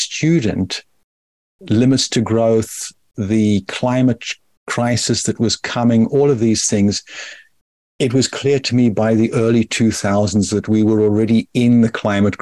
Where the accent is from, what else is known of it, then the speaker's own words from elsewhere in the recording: South Africa; also born or lived in Rusape, Zimbabwe; I grew up in apartheid South Africa